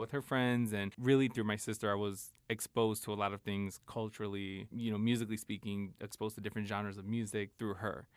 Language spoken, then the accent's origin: English; Chicago, Illinois, United States; I was in Chicago 'cause I grew up in Chicago